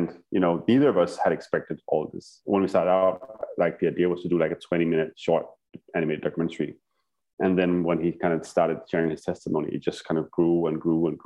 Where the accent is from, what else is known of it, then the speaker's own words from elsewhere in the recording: Denmark; my little village in Denmark, my hometown.